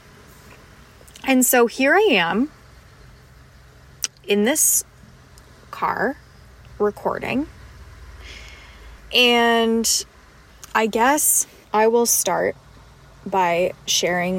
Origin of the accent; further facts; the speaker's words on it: Canada; as a Canadian